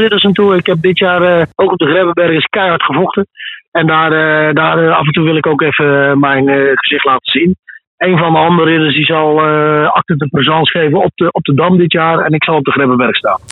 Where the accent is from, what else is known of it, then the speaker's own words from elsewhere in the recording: Netherlands; in wat voor paradijs wij als Nederlanders leven